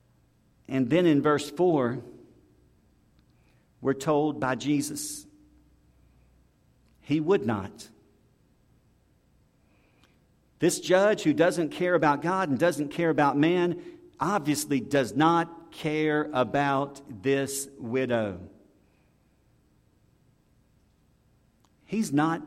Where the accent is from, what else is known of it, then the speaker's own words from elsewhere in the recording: the South, United States; we're from the South